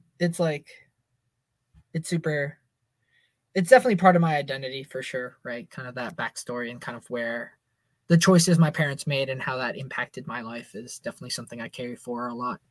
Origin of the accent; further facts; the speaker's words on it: Manassas, Virginia, United States; also born or lived in Portugal; growing up in Northern Virginia and how diverse Northern Virginia is